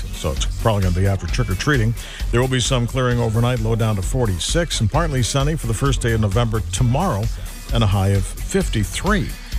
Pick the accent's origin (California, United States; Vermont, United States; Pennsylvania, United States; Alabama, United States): Vermont, United States; St. Albans; born or raised there; moved away